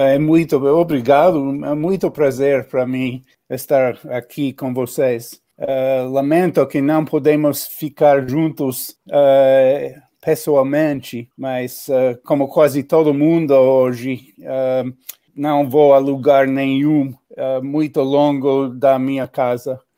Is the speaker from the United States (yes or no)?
yes; New York, United States; born there; Portuguese is a second language; Nasci em Nova York, uh, cresci em vários lugares uh, nos Estados Unidos.